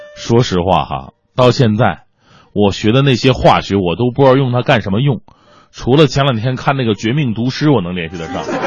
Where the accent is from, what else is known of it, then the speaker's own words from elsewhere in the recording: China; 谁让我是中国人呢